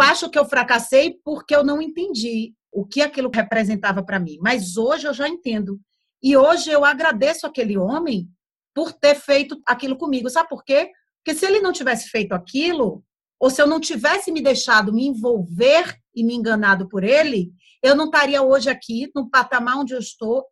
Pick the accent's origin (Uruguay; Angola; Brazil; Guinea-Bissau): Brazil; moved away as an adult; now in Portugal; eu cresci na praia lá no Brasil.